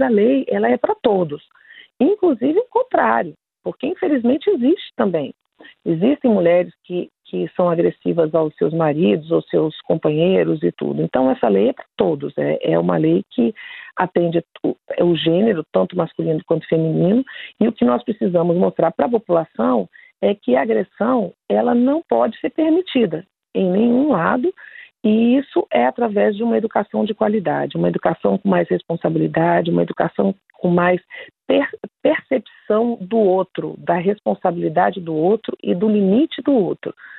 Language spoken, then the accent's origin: Portuguese; Federal District, Brazil; nós somos aqui do Distrito Federal